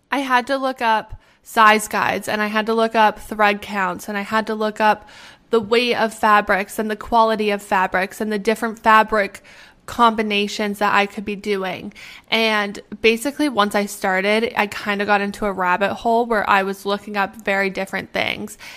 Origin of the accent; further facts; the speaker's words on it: Canada; moved away as an adult; also born or lived in Arizona; I'm from Canada